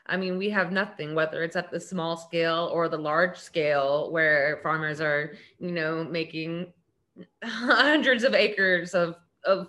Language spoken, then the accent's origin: English; West Virginia, United States; now in Florida, United States; I live in Florida now. I mean, I grew up in West Virginia